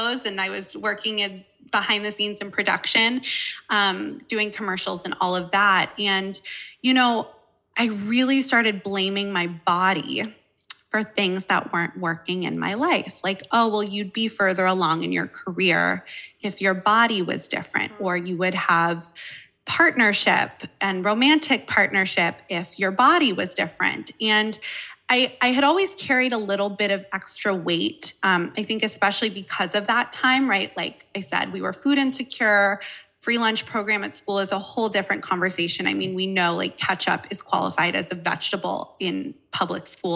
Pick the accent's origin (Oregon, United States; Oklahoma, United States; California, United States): California, United States; Malibu; I grew up in Los Angeles, California. I grew up in Malibu, California